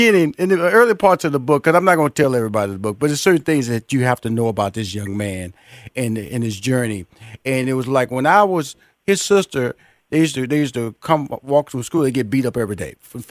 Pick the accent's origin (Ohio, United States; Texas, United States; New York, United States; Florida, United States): Texas, United States; because I come from the hood. I grew up in Fifth Ward, and just like your parents, they moved me to Northeast.